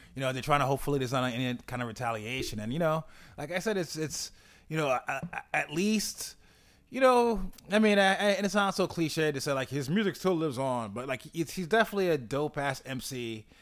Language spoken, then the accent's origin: English; New York, United States; as a New Yorker